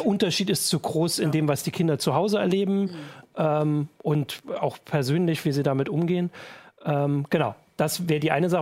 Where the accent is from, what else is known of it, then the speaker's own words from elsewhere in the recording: the East, eastern Germany, Germany; in unserem Informatikunterricht durchaus auch so war. So in den neunzigern gab's, äh, sehr viele Schüler, die, glaub ich, äh, den Lehrern bei Informatik ein bisschen voraus waren. Zumindest bei uns im Osten